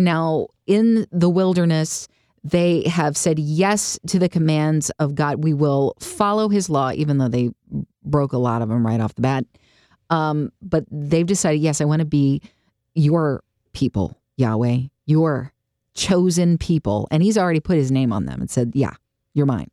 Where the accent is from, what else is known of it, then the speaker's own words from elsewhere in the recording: United States; I grew up in the United States of America